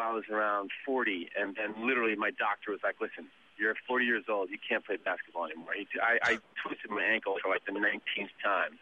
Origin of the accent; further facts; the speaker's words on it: New Jersey, United States; moved away as an adult; also born or lived in Los Angeles; now in New York, United States; I'm from New Jersey